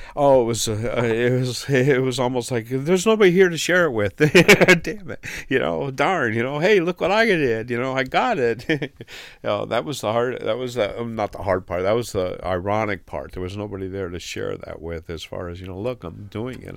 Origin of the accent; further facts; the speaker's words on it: the Adirondacks, New York, United States; now in Rutland, United States; I'm from the Adirondacks, and being from the mountains, uh, I camped and hiked as a young boy all the time.